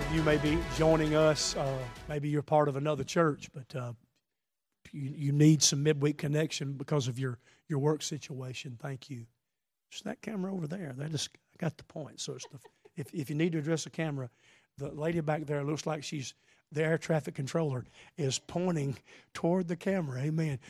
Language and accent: English; the South, Southern United States, United States; I am a Southerner